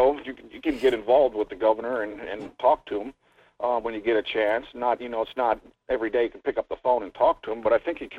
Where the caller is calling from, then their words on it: Fairbanks, Alaska, United States; Good morning. This is … from Fairbanks.